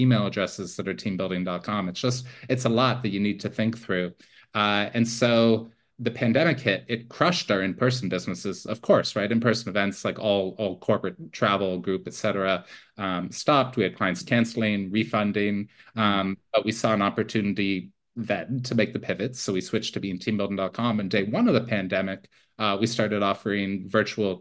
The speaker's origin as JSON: {"language": "English", "area": "near Toronto", "region": "Ontario", "country": "Canada", "tie": "born or raised there", "moved": "as an adult", "said": "I'm Canadian originally. I grew up near Toronto."}